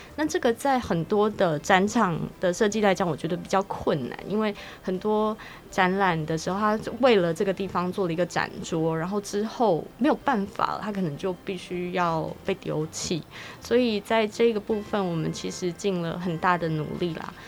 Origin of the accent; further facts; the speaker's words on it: Kaohsiung, Taiwan; moved away; 我自己本身是高雄出生的，所以我小时候在高雄住过了一阵子